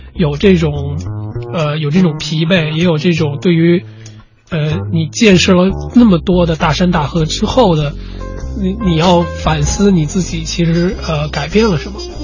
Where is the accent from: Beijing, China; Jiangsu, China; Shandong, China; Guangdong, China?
Beijing, China; 我自己呢，是北方人，我是北京人